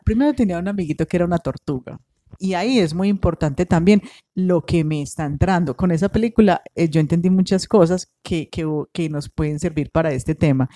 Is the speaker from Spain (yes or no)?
no; Colombia; Uno como colombiano